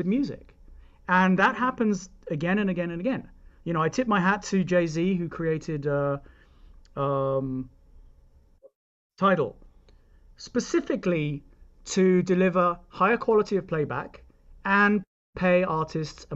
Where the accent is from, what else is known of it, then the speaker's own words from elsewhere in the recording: United Kingdom; now in United States; I'm British, and therefore I grew up believing that it's not a bad thing